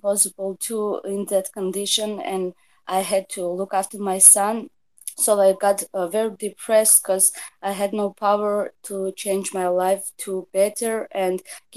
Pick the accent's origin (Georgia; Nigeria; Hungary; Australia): Georgia; Tbilisi; I'm from Georgia, Tbilisi